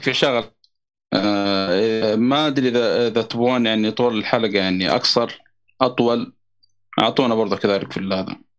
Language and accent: Arabic; Saudi Arabia; also born or lived in Mecca; عندنا في السعوديه